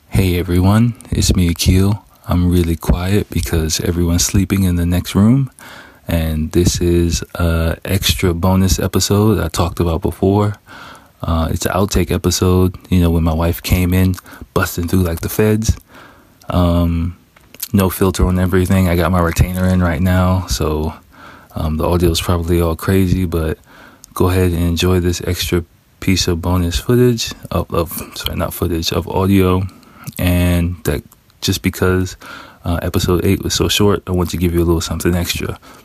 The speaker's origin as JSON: {"language": "English", "country": "United States", "moved": "yes", "said": "I am American"}